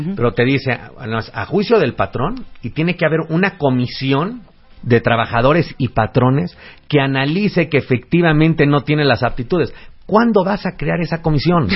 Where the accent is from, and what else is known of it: Mexico